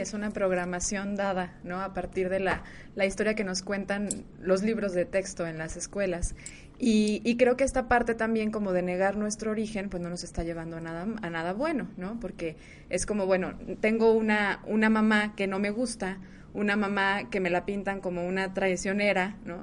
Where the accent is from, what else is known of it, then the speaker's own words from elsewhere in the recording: Mexico; nuestra historia como mexicanos